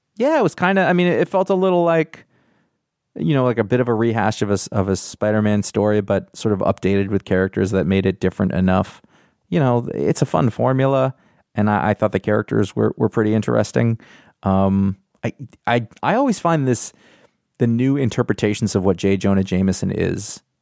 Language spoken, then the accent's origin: English; United States; I'm American